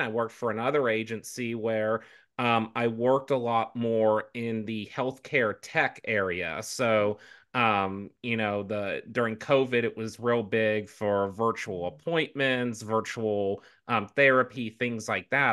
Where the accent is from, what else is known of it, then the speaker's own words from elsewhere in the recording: the South, United States; moved away; as a southerner um, originally